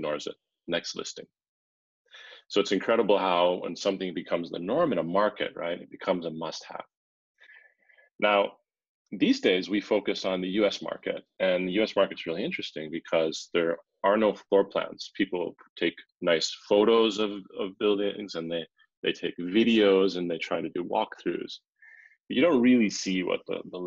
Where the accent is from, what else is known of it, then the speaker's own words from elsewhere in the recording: Finland; we're actually from Finland